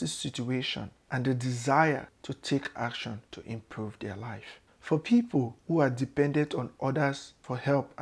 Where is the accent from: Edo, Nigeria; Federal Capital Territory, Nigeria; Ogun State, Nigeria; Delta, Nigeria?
Delta, Nigeria; Warri; moved away as an adult; now in United States; I was born in Southern Nigeria in a town called Warri in Delta State